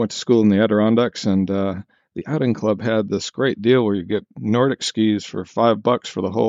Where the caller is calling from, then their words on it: Wanaka, Otago, New Zealand; I am in Wanaka, New Zealand.